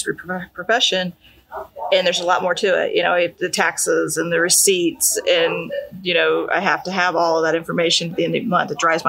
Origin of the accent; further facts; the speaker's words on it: Alton, Illinois, United States; I grew up in the Alton area.